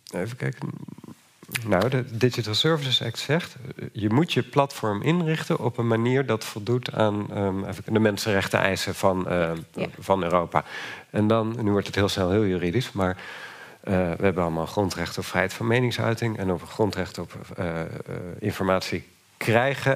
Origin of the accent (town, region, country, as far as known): Netherlands